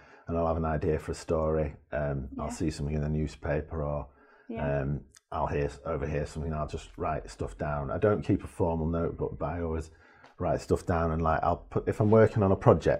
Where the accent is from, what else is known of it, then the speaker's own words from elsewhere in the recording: Leeds, Yorkshire and the Humber, United Kingdom; I was born in Leeds and brought up in Leeds. It was quite confused. I was adopted and fostered and adopted early on. I had quite a complicated early-ish life.